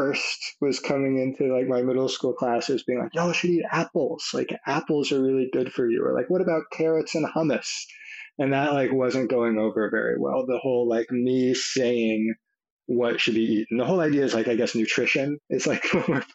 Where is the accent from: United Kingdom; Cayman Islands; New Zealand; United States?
United States; Nashville, Tennessee; I grew up in Nashville, Tennessee